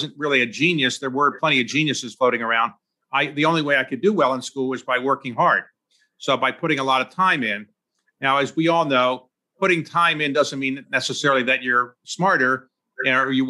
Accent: Baltimore, Maryland, United States; I was born in Baltimore

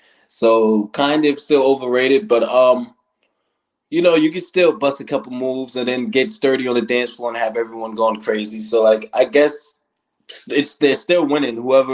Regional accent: Riverhead, New York, United States; I'm from Riverhead, New York.

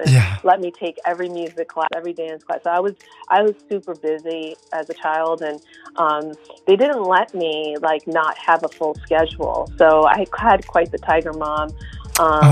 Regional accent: Long Island, New York, United States; also born or lived in Kashiwazaki, Japan; growing up in Long Island and then spending about 3 months the whole summer in Japan

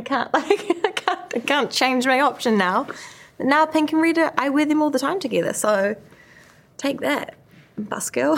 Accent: New Zealand; growing up in New Zealand

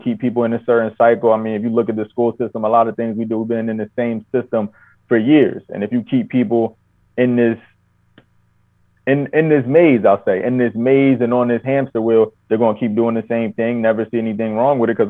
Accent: New Jersey, United States; being born and raised in Jersey and just close to New York

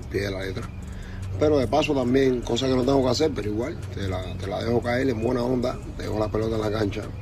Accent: Cuba; Yo soy un cubano más en este país.

